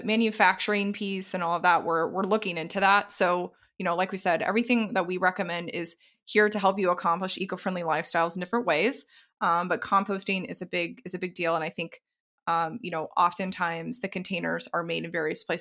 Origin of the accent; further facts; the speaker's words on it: the South, United States; moved away; I was originally from the South